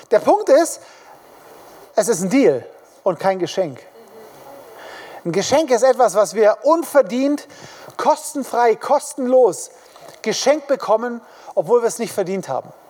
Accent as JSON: {"language": "German", "town": "Königsfeld", "country": "Germany", "said": "die kommen jetzt nicht unbedingt nach Hintertupfingen oder nach ähm, Königsfeld, wo ich herkomme, sondern sie kommen in die Großstädte, in die Hauptstädte"}